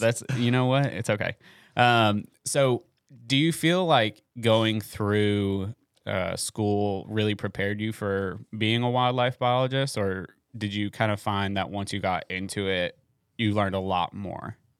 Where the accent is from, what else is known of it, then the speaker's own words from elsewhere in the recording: Florida, United States; moved away; I grew up in Florida